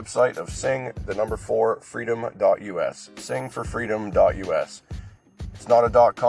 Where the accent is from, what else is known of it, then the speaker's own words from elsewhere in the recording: United States; I am an American.